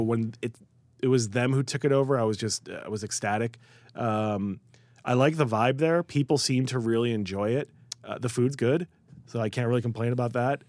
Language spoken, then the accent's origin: English; Skokie, Illinois, United States; moved away; also born or lived in New York; I was born in Skokie, and, you know, my, my earliest memories in Chicago are Skokie